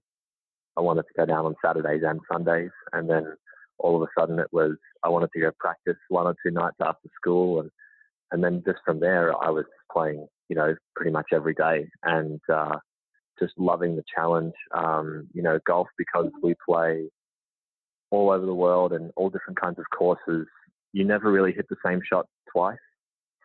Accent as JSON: {"language": "English", "town": "Melbourne", "region": "Victoria", "country": "Australia", "tie": "born or raised there", "also_born_or_lived": "Georgia, United States", "moved": "as an adult", "lives_now": "United States", "said": "I'm born and raised in Melbourne, Australia"}